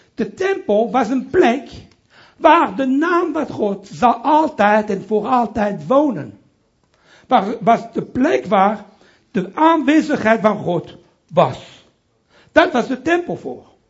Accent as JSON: {"language": "Dutch", "town": "Brussels", "region": "Brussels-Capital Region", "country": "Belgium", "tie": "born or raised there", "also_born_or_lived": "Italy (ancestry)", "accent": "French", "first_language": "French", "second_language": "Dutch", "moved": "as an adult", "lives_now": "Amsterdam, Netherlands", "said": "ik ben Italiaans, opgegroeid in Brussel"}